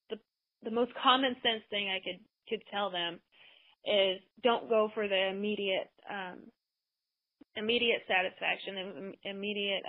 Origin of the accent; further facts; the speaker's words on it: United States; being an American, a woman in America